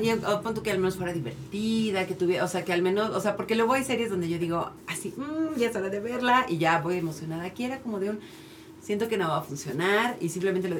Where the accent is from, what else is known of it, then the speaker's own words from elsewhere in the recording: Mexico City, Mexico; yo que crecí en Iztapalapa